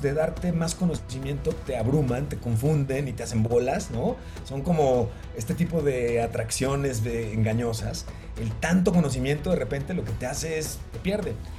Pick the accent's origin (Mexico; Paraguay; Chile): Mexico; como mexicanos estamos, estábamos acostumbrados